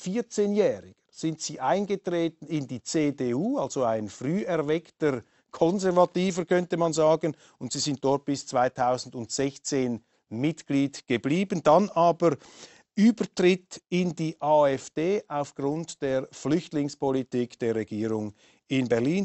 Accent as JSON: {"language": "German", "country": "Switzerland", "said": "Wir Schweizer"}